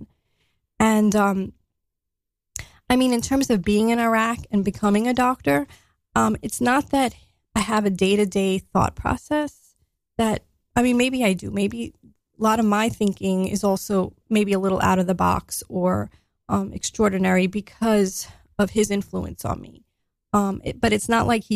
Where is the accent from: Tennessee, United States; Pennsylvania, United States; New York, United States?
New York, United States; New York City; I grew up, I grew up in Staten Island, New York.